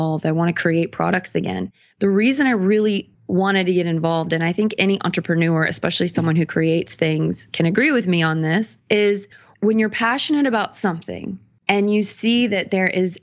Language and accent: English; the South, United States; moved away as an adult; now in Los Angeles, United States; I'm from the South, born and raised, you know, a little bit more conservative area